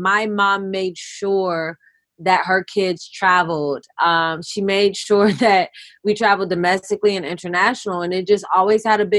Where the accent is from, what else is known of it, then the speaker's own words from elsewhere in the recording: Oakland, California, United States; I am from Oakland, California